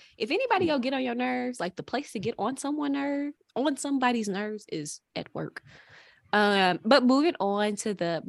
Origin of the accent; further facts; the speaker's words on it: St. Louis, Missouri, United States; we are all from the Midwest, from St. Louis